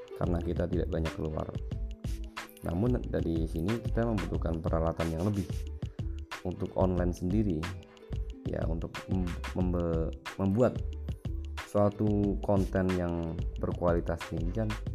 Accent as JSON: {"language": "Indonesian", "town": "Pekalongan", "region": "Central Java", "country": "Indonesia", "moved": "as an adult", "lives_now": "Semarang, Indonesia", "said": "Saya berasal dari Pekalongan."}